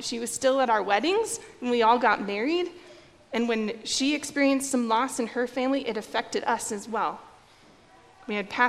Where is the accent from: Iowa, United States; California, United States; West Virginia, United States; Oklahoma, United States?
Iowa, United States; Norwalk; So I grew up in Norwalk, Iowa. I went to New Life Lutheran Church there, and I was born there, baptized there, confirmed there. I graduated from there, so I spent my entire childhood and youth